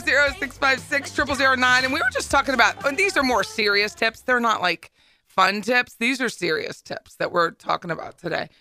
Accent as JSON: {"language": "English", "town": "Hershey", "region": "Pennsylvania", "country": "United States", "tie": "born or raised there", "also_born_or_lived": "Harrisburg, Pennsylvania", "moved": "yes", "said": "my hometown of Hershey"}